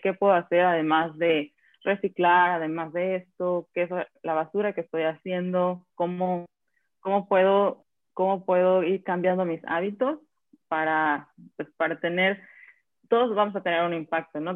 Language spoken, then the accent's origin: Spanish; Acapulco, Guerrero, Mexico; moved away as an adult; also born or lived in Mexico City; now in Slovenia; yo soy acapulqueña, nací en Acapulco y me fui, crecí hasta la universidad